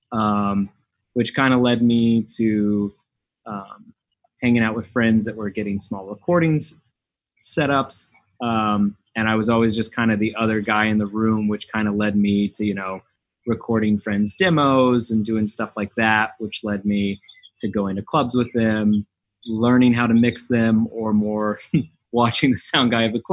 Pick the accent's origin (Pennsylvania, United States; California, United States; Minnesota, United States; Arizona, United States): California, United States; Riverside County, Inland Empire, Southern; now in Miami, United States; I grew up in Southern California, kind of Riverside County, Inland Empire